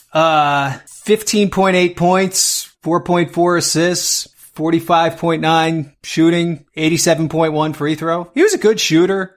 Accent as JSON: {"language": "English", "region": "New Jersey", "country": "United States", "said": "my home state of New Jersey"}